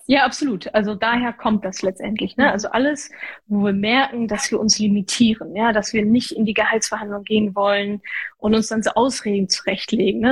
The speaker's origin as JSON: {"language": "German", "area": "Ruhr area", "region": "North Rhine-Westphalia", "country": "Germany", "said": "ich komme aus dem Ruhrgebiet, ja, Arbeitermentalität"}